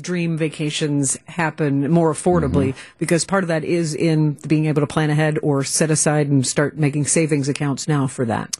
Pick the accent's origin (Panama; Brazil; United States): United States; Kentucky; now in Wisconsin, United States; I grew up in Kentucky, so I've got that bourbon right. background